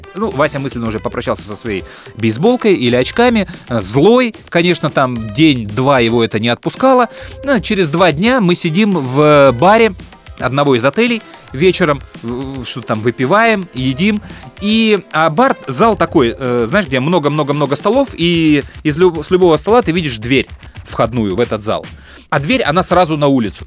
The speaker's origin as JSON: {"language": "Russian", "town": "Chisinau", "country": "Moldova", "said": "Мы приезжали из Кишинева в Одессу"}